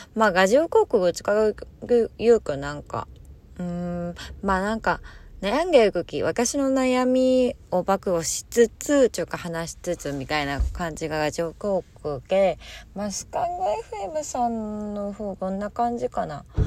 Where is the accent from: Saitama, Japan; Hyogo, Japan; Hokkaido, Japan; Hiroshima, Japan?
Hokkaido, Japan; moved away; 地元北海道